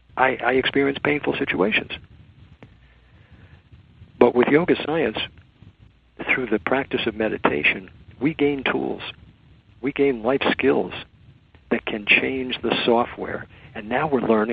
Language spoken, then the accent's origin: English; United States; I was born in America. I'm an American.